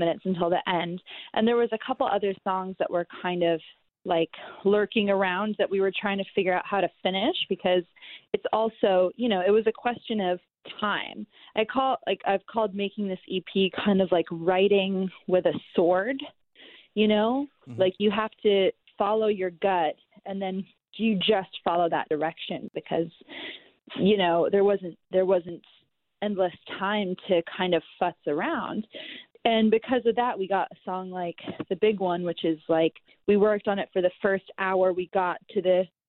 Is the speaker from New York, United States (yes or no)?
yes; New York, United States; my own experience growing up in New York